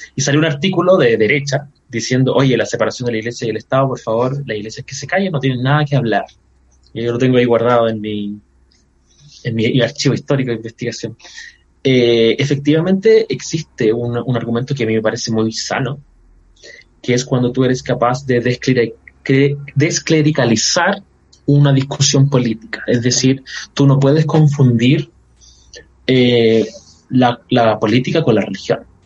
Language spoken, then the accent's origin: Spanish; Chile; yo soy un evangélico chileno